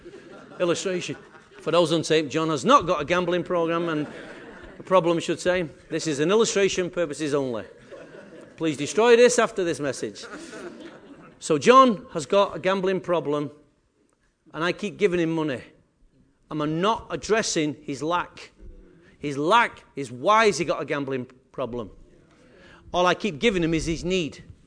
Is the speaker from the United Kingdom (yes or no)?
yes; England, United Kingdom; I am English